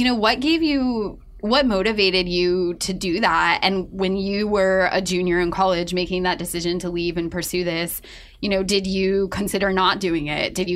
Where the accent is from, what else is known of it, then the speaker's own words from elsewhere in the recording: Ohio, United States; now in New York, United States; we're both from Ohio, grew up like 5 minutes apart